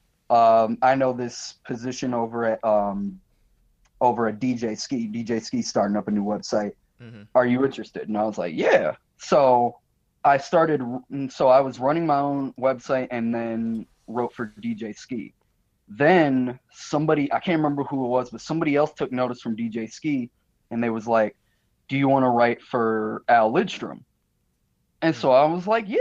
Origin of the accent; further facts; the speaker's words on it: Michigan, United States; moved away as an adult; I'm from Michigan originally, went straight out of high school into the Air Force